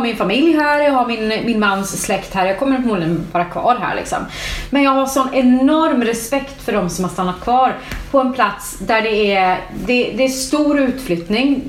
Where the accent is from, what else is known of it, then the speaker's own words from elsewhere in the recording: Färila, Gävleborg County, Sweden; moved away; jag är uppvuxen i Färila